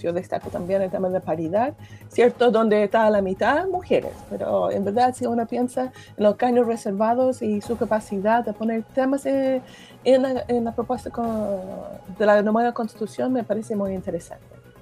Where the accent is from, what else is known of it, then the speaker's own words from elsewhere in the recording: United States; first language English; Spanish is a second language; moved away as an adult; now in Chile; Yo soy estadounidense, cuando mi hija era chica, yo no hablaba bien español, y además uno quiere conservar su, su lengua materna y uno, nosotros hablamos inglés en la casa